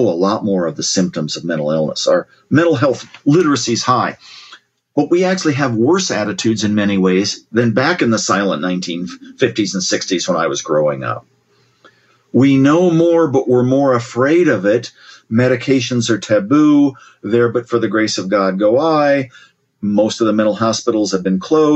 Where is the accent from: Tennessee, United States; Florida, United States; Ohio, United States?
Ohio, United States; Columbus; my sister and I growing up in Ohio, Columbus, Ohio